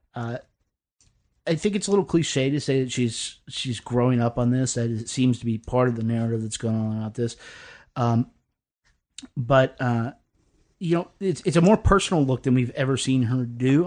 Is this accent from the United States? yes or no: yes; the South, United States; I'm a Southerner